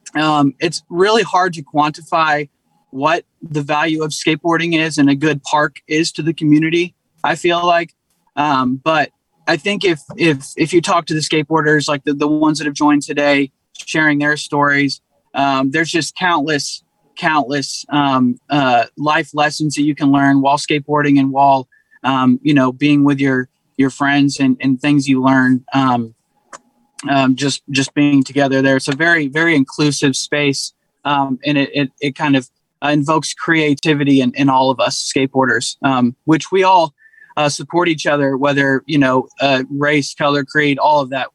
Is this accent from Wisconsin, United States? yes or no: no; Lawrence, Kansas, United States; now in San Francisco Bay Area, United States; I grew up in Lawrence, Kansas